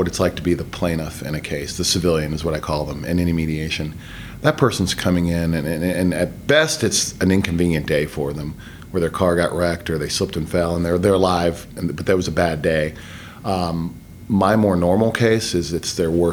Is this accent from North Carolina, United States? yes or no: yes; Gastonia, North Carolina, United States; moved away as an adult; also born or lived in Bay City, Texas / Pampa, Texas / Houston, Texas / Fayetteville, North Carolina; now in Georgia, United States; grew up in Gastonia, moved to Fayetteville, North Carolina, sort of from seventh grade to my junior year, and came back to Gastonia. So that's where I graduated from